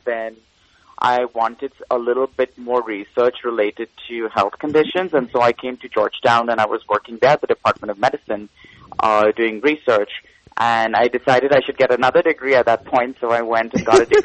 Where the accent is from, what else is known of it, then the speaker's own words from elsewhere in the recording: India; moved away as an adult; also born or lived in Cincinnati, United States / Washington, D.C., United States; now in United States; I was born and brought up in India, and then I left to come to America when I was about 20